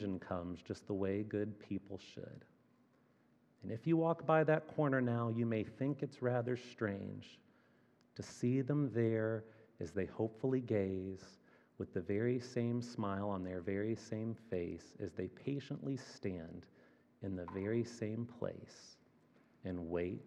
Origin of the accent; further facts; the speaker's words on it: Fort Wayne, Indiana, United States; moved away as an adult; also born or lived in Chicago; now in Kansas City, United States; Fort Wayne, Indiana, which is my hometown